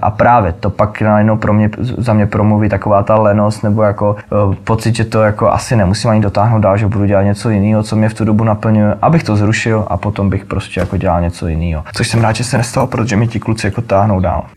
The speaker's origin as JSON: {"language": "Czech", "town": "Ostrava", "region": "Moravian-Silesian Region", "country": "Czechia", "tie": "born or raised there", "moved": "as an adult", "lives_now": "Prague, Czechia", "said": "já jsem prostě z Ostravy, půlka mý rodiny prostě, eh, chlapský část jako f-, farala do dolů"}